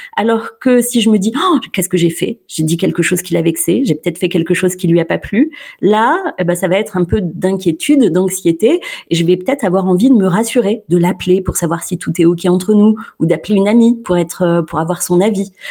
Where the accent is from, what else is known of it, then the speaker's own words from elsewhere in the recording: Clermont-Ferrand, Auvergne-Rhône-Alpes, France; je suis de Clermont-Ferrand